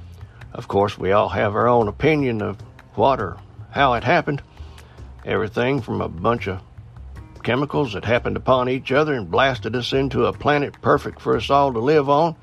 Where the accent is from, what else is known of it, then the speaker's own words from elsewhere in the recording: Appalachian Mountains, United States; being born and raised in the Appalachian Mountains